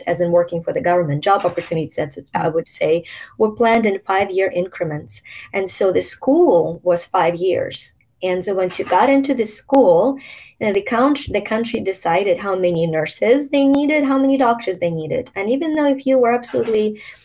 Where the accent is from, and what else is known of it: Ukraine; born or raised there; moved away